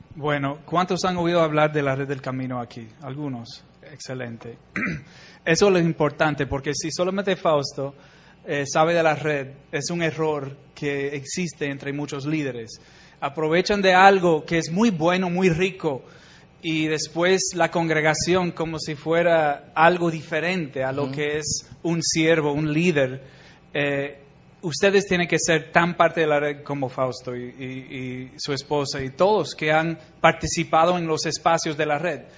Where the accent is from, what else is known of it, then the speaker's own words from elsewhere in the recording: Chicago, Illinois, United States; moved away as an adult; also born or lived in Bolivia; yo soy de Chicago